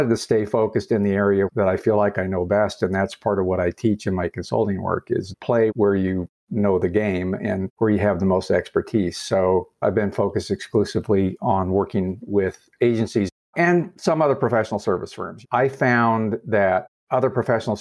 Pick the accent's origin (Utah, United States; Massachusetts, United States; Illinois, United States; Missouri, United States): Utah, United States; Salt Lake City; moved away as an adult; also born or lived in New York / Las Vegas; my hometown of Salt Lake City. I wasn't sure I would ever come back to Salt Lake after leaving and living lots of other places